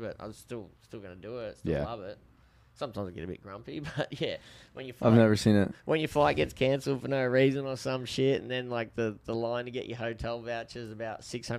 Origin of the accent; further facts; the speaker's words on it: Australia; accent: Aussie; moved away as an adult; now in United States; I grew up in Australia, motherfucker.